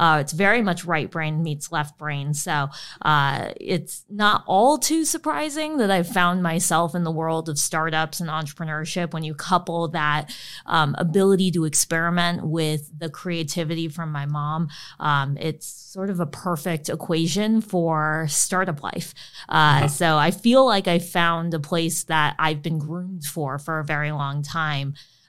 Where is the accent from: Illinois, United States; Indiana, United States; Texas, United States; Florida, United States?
Illinois, United States; This was outside of Chicago.